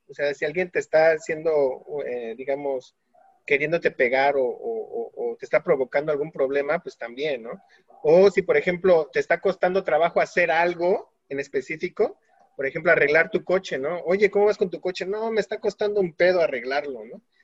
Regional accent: Mexico; Creo que hay palabras que realmente nos definen como mexicanos y cuando vamos al extranjero, automáticamente nos, nos identifican por esas palabras

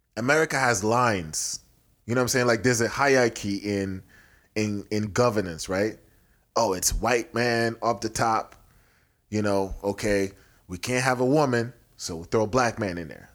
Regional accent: Nigeria; also born or lived in Houston, Texas / Nebraska; now in United States; it's my home country

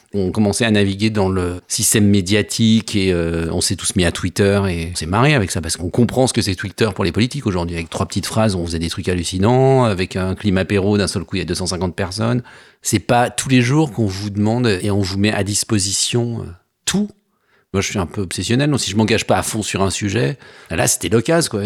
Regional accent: Savoie, Auvergne-Rhône-Alpes, France; now in Paris, France; je viens de Savoie, j'habite à Paris depuis

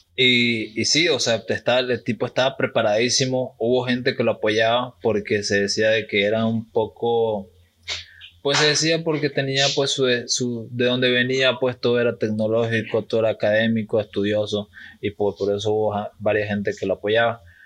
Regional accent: eastern Bolivia, Bolivia; somos bolivianos

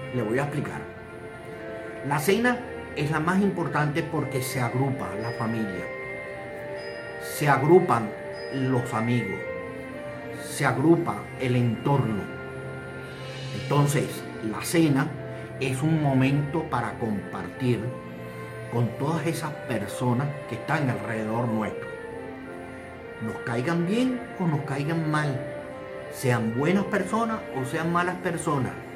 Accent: Venezuela; En mi país, Venezuela

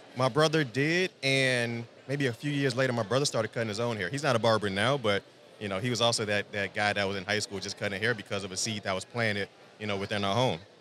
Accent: Chicagoland, Illinois, United States; I'm born and raised just outside Chicagoland. Been there my entire life.

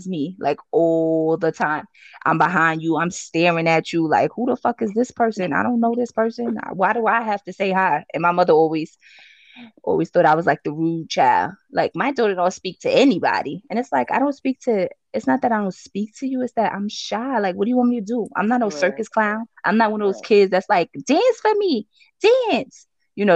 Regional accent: New York City, New York, United States; also born or lived in Brooklyn; at 7, I moved to Harlem. So I really want to consider myself a Harlem girl at heart.

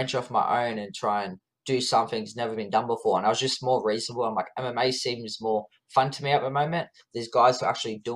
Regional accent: Wollongong, New South Wales, Australia; I was born in, yeah, Wollongong Hospital with my twin, and then, yeah, born and raised in the area, yeah, whole life

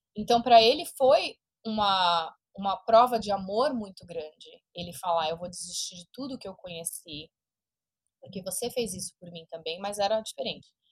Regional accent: Brazil; now in United States; eu comecei a abandonar a identidade brasileira

